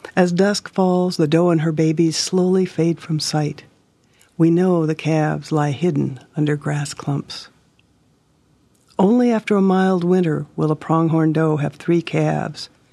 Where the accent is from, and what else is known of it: Hermosa, South Dakota, United States